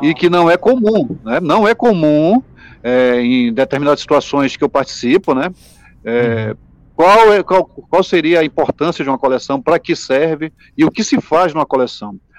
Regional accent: Manaus, Amazonas, Brazil; sou de Manaus

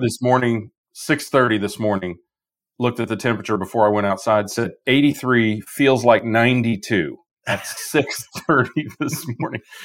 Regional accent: Midwest, United States; moved away; I'm from the Midwest.

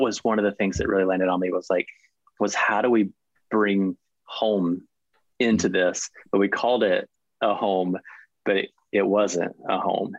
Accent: near Savannah, Southeast Georgia, United States; I grew up in Southeast Georgia uh, with my mother and brother. Uh, we lived in a little town just outside of Savannah, Georgia for pretty much my whole life

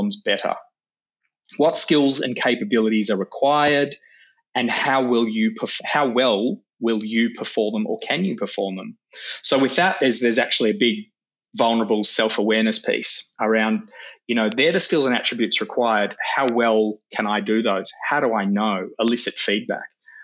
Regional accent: Manchester, North West England, United Kingdom; now in Melbourne, Australia; I was born in Manchester a long time ago, and we made the long trek out to Melbourne

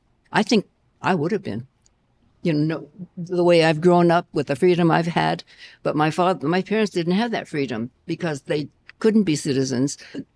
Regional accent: United States; But I am not Japanese. I'm Japanese American.

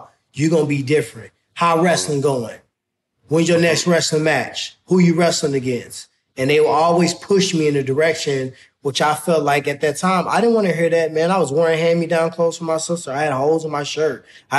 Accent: Ferguson, Missouri, United States; So for me, growing up in Ferguson is everything to me. So, you know, if somebody got something to say bad about Ferguson, they really like saying your mama to me

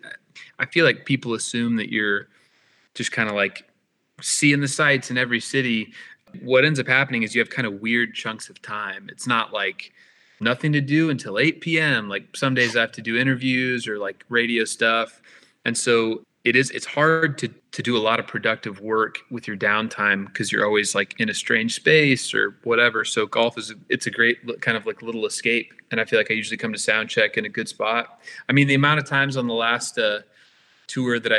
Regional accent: Tulsa, Oklahoma, United States; Tulsa was a lovely place to grow up

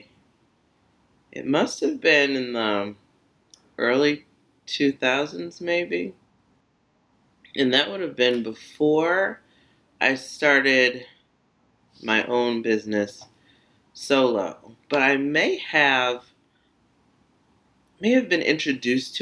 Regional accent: United States; I was the first American

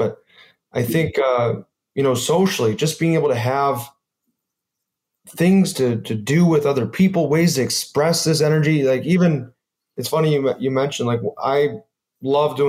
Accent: United States; I'm American

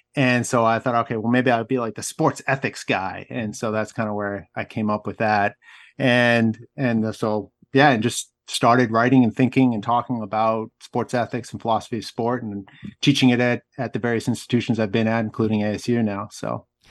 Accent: outside Boston, Massachusetts, United States; I grew up outside Boston

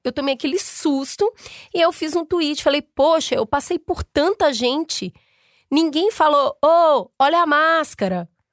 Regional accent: Belo Horizonte, Minas Gerais, Brazil; Eu sou de Belo Horizonte

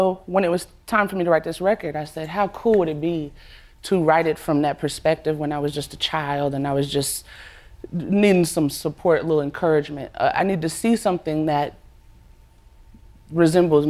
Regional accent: Alabama, United States; I grew up in Alabama

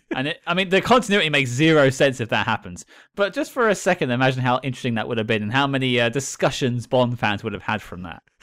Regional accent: United Kingdom; I'm British

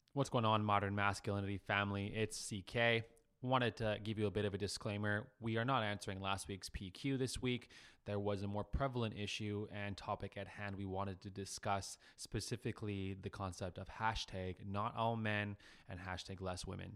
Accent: Calgary, Alberta, Canada; my hometown

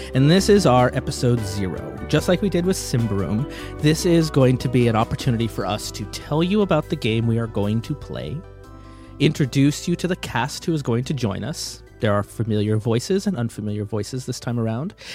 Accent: Canada; as a Canadian

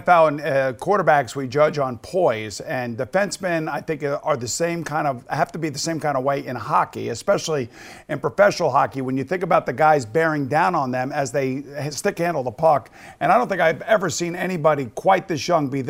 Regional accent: Long Island, New York, United States; I am from Long Island.

